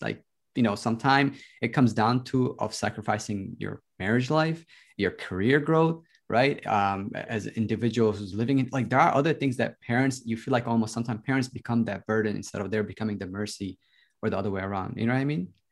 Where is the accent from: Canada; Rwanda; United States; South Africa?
United States; I grew up in the States, so I came here when I was ten